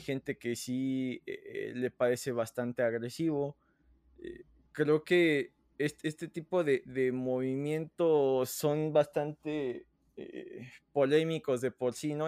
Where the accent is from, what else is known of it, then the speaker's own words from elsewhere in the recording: Mexico; aquí nos quejamos siempre de nuestro propio país